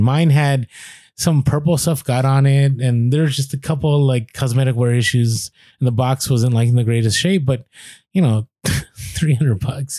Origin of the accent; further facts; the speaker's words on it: San Francisco, California, United States; I grew up in San Francisco